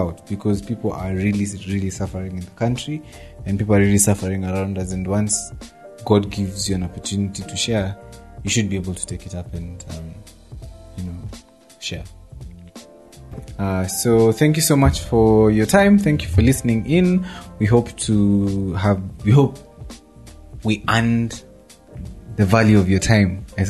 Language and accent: English; Meru, Meru County, Kenya; I'm from Meru.